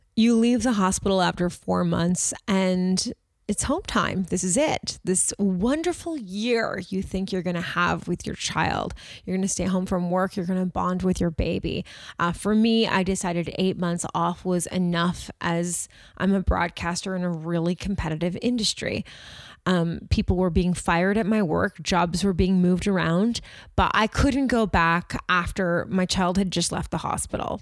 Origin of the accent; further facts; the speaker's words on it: Toronto, Ontario, Canada; we're from Toronto.